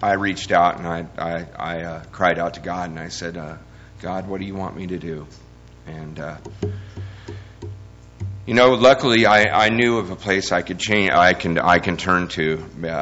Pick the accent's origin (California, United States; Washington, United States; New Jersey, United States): California, United States; moved away; also born or lived in Sacramento area; I'm from California.